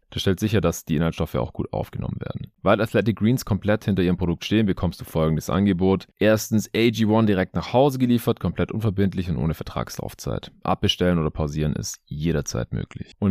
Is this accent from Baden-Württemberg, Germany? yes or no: yes; Stuttgart, Baden-Württemberg, Germany; moved away; Ich bin vorgestern noch äh, spät in den Süden gefahren, meine alte Heimat hier nach Stuttgart.